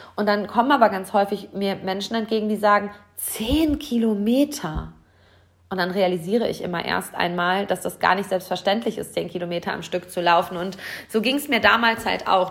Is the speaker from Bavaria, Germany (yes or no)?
no; Hamm, North Rhine-Westphalia, Germany; hier in meiner Heimatstadt auf heimischer Marathonstrecke